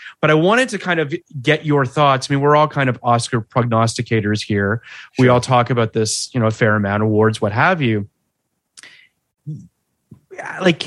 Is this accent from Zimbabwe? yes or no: no; Toronto, Ontario, Canada; I am from Toronto